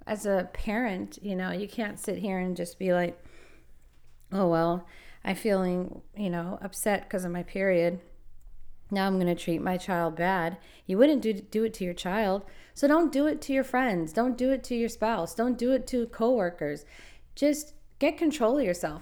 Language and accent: English; Los Angeles, California, United States; moved away; I'm from Los Angeles